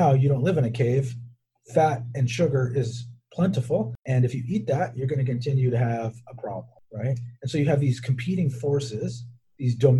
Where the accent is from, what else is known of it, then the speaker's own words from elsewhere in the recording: Southern California, United States; growing up in Southern California